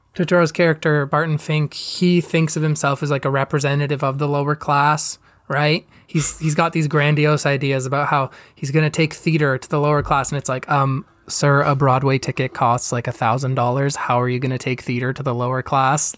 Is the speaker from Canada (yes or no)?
yes; Canada; I'm Canadian.